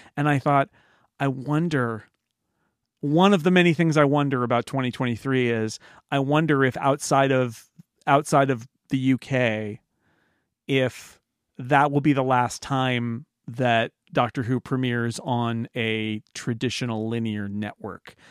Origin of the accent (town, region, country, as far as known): United States